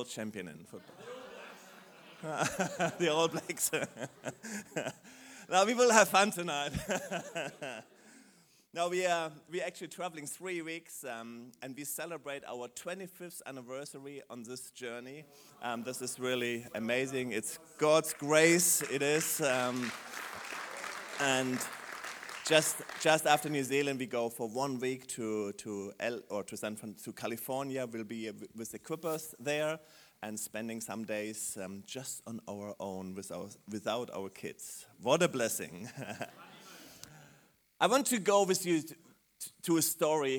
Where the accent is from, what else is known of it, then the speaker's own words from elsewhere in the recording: Germany; accent: German; English is a second language; also born or lived in London; my German accent